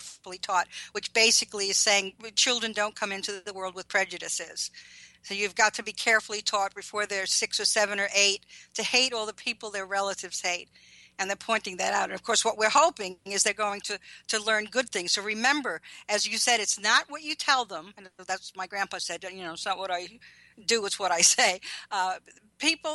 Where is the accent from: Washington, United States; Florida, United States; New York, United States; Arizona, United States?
New York, United States; Levittown; also born or lived in Brooklyn, New York; Brooklyn till I was 7, and then Levittown, Long Island.